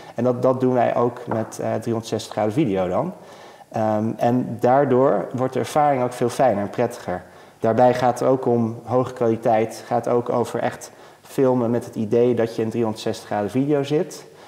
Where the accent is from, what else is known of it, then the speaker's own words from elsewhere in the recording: Netherlands; als Nederlander